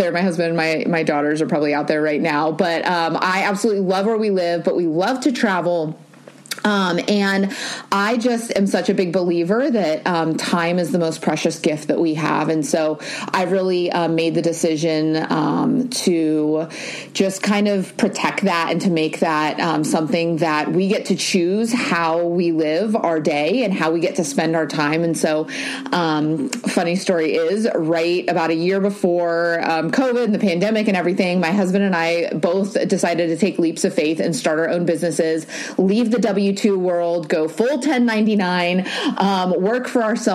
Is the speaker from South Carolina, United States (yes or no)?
no; Newport Beach, California, United States; We live in Newport Beach, California. I was born and raised here